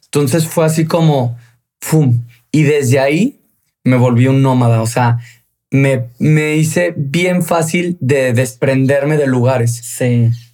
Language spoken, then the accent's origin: Spanish; León, Guanajuato, Mexico; moved away; Yo soy de León, Guanajuato.